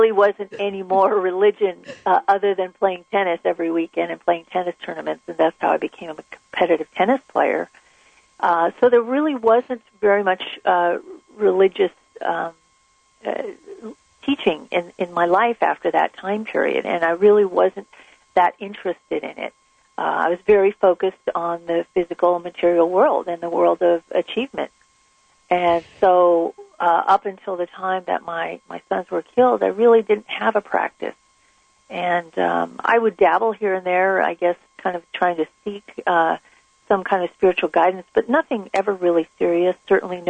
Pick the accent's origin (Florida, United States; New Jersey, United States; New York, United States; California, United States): California, United States; Southern; I grew up in Southern California